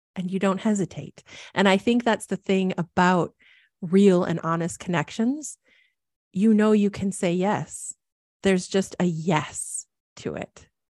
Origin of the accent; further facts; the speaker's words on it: Midwest, United States; moved away as an adult; now in Portland, United States; I really saw myself as a Midwesterner and thought I would be there forever